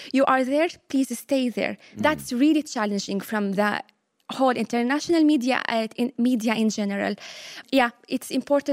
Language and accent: English; Latakia, Latakia Governorate, Syria; English is a second language; moved away as an adult; also born or lived in Kuwait / Limerick, Ireland; now in Ireland; back home in my hometown, Latakia